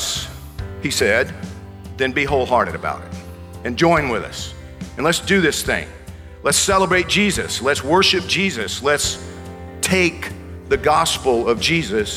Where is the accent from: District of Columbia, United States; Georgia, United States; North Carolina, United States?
Georgia, United States; moved away; I grew up in Georgia.